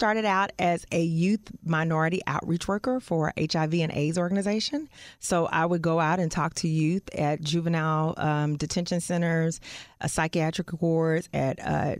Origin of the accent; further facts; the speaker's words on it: Fort Worth, Texas, United States; I'm from Fort Worth.